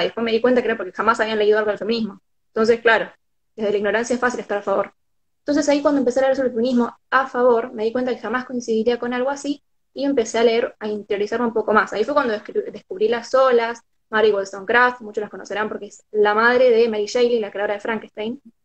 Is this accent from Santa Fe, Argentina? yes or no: yes; San Lorenzo, Santa Fe, Argentina; soy de San Lorenzo, queda 40 minutos, media hora, dependiendo de dónde agarres.